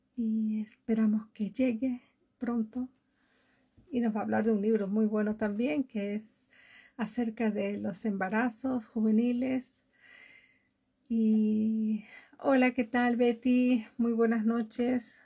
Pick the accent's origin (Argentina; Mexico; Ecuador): Ecuador; Galápagos; now in Oslo, Norway; vivo en Oslo, Noruega, y desde hace muchísimos años atrás soy de Ecuador, de Galápagos